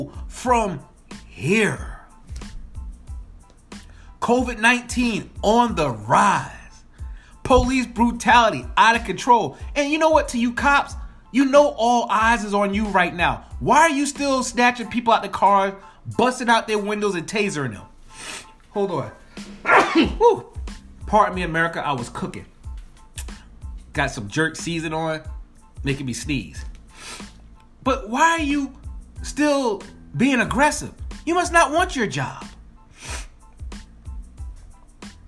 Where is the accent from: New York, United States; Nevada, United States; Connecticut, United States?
New York, United States; Spring Valley; I'm born and raised in New York, the streets of New York, Rockland County, 845, Spring Valley, New York